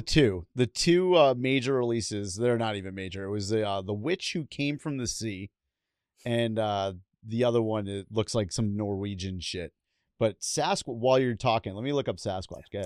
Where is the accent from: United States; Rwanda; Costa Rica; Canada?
United States; New York City, New York; I'm from the Bronx